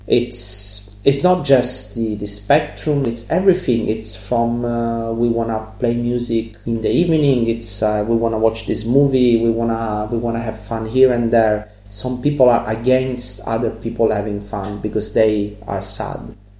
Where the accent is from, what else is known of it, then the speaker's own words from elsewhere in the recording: Catania, Sicily, Italy; English is a second language; moved away; I'm from Catania